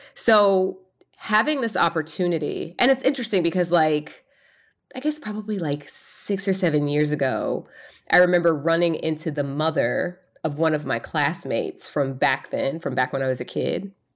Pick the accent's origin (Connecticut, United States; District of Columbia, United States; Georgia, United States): Georgia, United States; Atlanta; I was born in Atlanta, Georgia